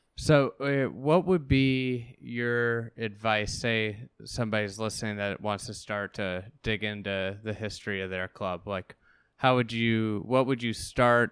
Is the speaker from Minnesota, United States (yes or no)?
no; Chicago, Illinois, United States; being a Chicagoan